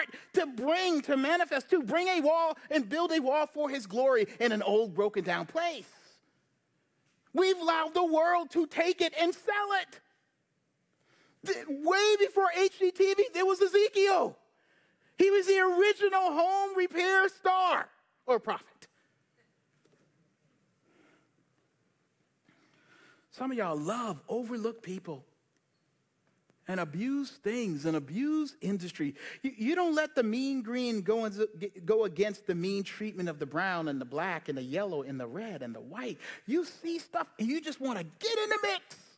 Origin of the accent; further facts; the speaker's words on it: Charleston, South Carolina, United States; now in Charlotte, United States; the South, I grew up in Charleston